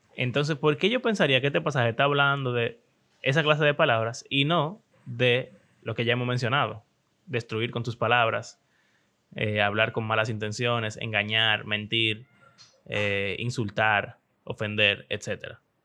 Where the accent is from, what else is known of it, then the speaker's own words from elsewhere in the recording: Dominican Republic; Eso es como, como un dominicano cualquiera